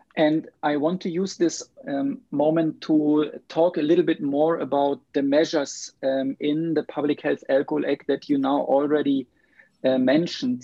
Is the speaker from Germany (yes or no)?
yes; Germany; now in Sweden; I live in Sweden now, but I'm from Germany